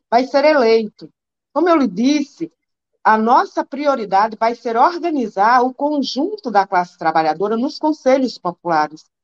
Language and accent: Portuguese; Northeast Region, Brazil; um quilo de açúcar, eu que sou nordestina, um quilo de farinha, entendeu?